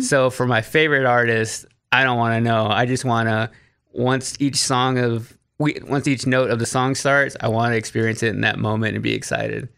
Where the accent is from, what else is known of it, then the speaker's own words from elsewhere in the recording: Waxahachie, Texas, United States; moved away as an adult; now in Nashville, United States; I grew up in Waxahachie, which is thirty minutes south of Dallas